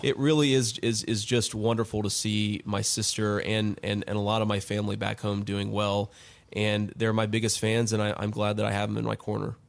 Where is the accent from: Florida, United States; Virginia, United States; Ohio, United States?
Ohio, United States; Middletown; born or raised there